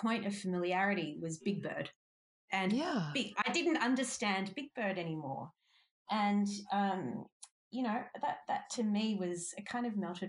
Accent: Sydney, New South Wales, Australia; moved away as an adult; also born or lived in Bavaria, Germany; now in United States; I was born in Bavaria. Mm. And when I was 4 years old, my parents and I immigrated to the other side of the world, to Sydney, Australia. And I have spent, gosh, almost four decades growing up in Australia, now live in the States

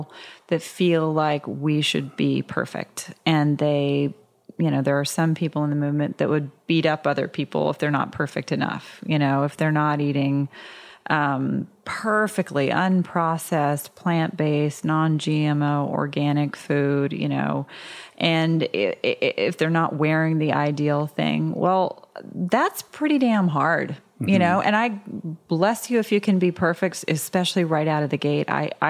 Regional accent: Georgia, United States; My friends who I grew up with in Georgia, if I tried to bring them to, you know, a super healthy place where it was all raw vegan, and they would hate it.

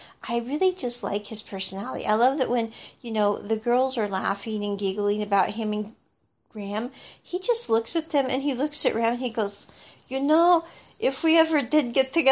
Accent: United States; the way that I grew up with in America

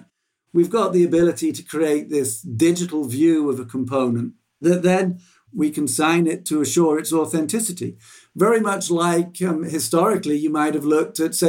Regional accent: England, United Kingdom; there's a word that I grew up with in England called gazumping

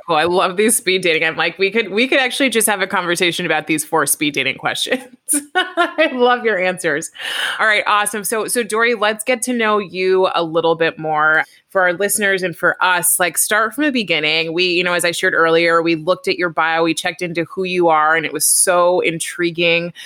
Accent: California, United States; I'm from California

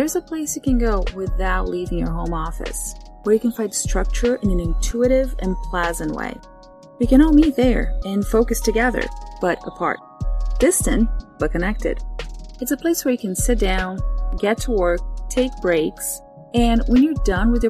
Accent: Brazil; moved away; I am from Brazil

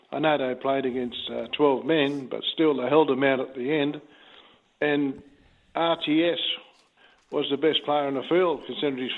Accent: Cartwright, New South Wales, Australia; I grew up in Cartwright in the 60s

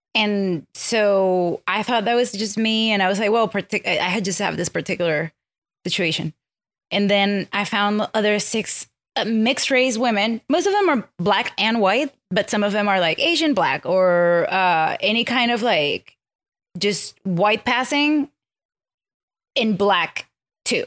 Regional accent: Venezuela; English is a second language; moved away; I grew up in Venezuela, so I have Venezuelan, I'm Venezuelan culturally in, in upbringing

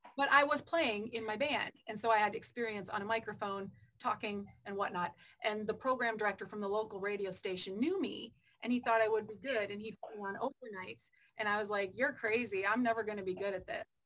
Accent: Michigan, United States; moved away as an adult; I had done radio for three years in Michigan. I'm from Michigan.

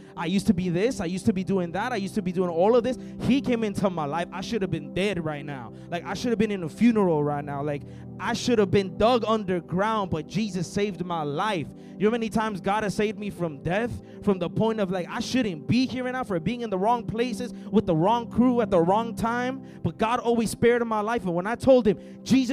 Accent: El Salvador; moved away; I'm from El Salvador.

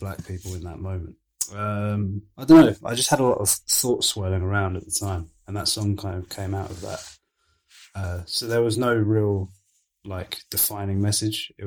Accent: Suffolk, East of England, United Kingdom; moved away as an adult; also born or lived in Nigeria; I grew up in Suffolk from, like, before I went to university, I grew up in Suffolk

